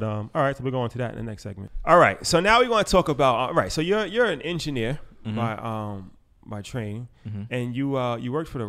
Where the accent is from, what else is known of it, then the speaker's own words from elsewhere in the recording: New York, United States; we're from New York, so we're used to riding trains.